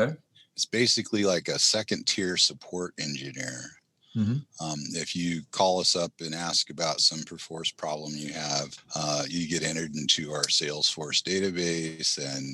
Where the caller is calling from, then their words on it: Oakland, California, United States; In my home due to COVID in Oakland, California.